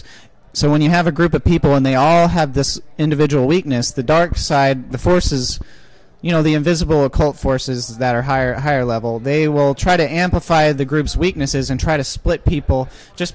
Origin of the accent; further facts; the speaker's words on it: Midwest, United States; also born or lived in Arkansas; now in Missouri, United States; I'm from the Midwest